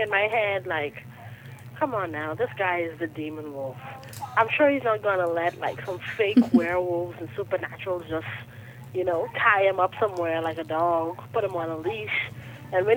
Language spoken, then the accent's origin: English; Bahamas